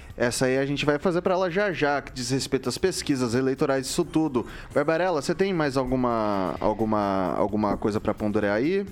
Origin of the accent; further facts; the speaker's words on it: Araçatuba, São Paulo, Brazil; moved away; lá na minha terra, em Aracatuba, interior de São Paulo